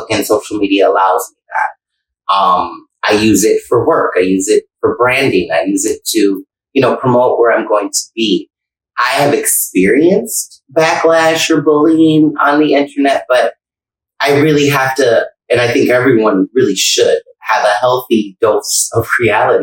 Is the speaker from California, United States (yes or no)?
no; Buffalo, New York, United States; moved away as an adult; now in Tampa, United States; I'm from Buffalo, working at Club Marcella